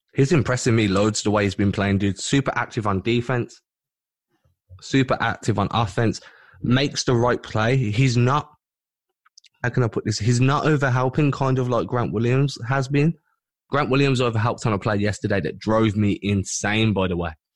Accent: United Kingdom

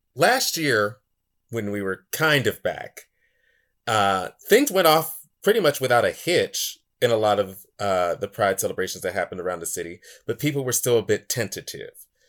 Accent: Pittsburgh, Pennsylvania, United States; I was born and raised in this city

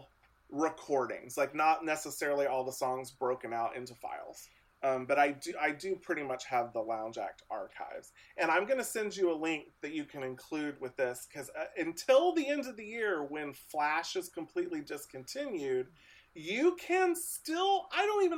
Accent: Lewisburg, Ohio, United States; now in Austin, United States; I grew up very rural Ohio. I grew up almost on the Indiana border between Dayton and Cincinnati, Ohio.

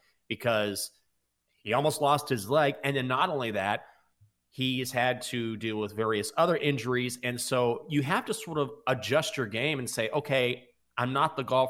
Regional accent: Breckenridge, Texas, United States; I grew up in Breckenridge, Texas

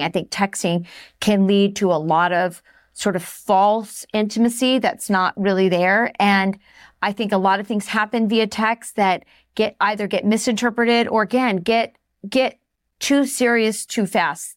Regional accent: Southwest, United States; I was from the Southwest

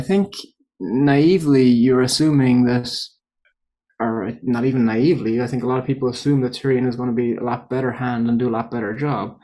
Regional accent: Ireland; moved away as an adult; also born or lived in Coventry, England; I'm from Ireland. But I moved to Coventry for my P H D

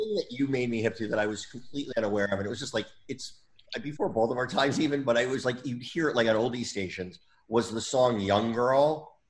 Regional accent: New Jersey, United States; when I was growing up in New Jersey. I'm from Jersey

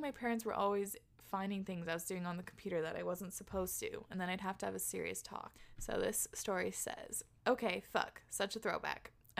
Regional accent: England, United Kingdom; By the way, I'm from England in the countryside, and it's completely normal to start drinking young because there's nothing else to do.

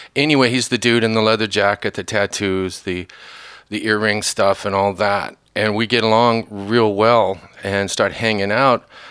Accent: northern Indiana, United States; moved away; also born or lived in Kentucky; I grew up in northern Indiana early on. Well, born in Kentucky, Kentucky family for the last hundred and fifty years

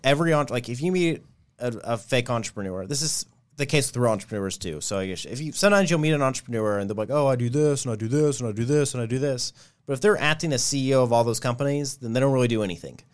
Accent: Nashville, Tennessee, United States; grew up in Nashville, Tennessee, on the outskirts, uh, in Bellevue, but still consider Nashville

